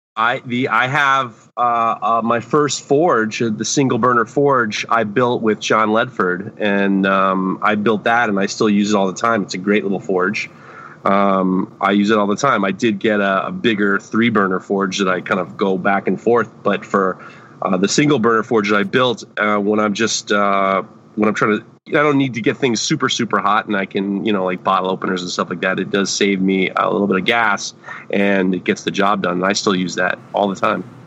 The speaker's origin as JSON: {"language": "English", "town": "New York City", "region": "New York", "country": "United States", "tie": "born or raised there", "said": "When I was growing up in New York City, I used to clean the tree pits on Park Avenue"}